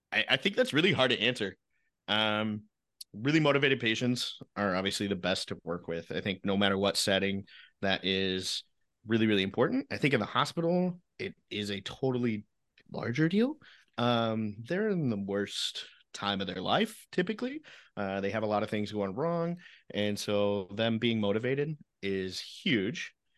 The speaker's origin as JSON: {"language": "English", "region": "Illinois", "country": "United States", "tie": "born or raised there", "said": "I grew up in Illinois"}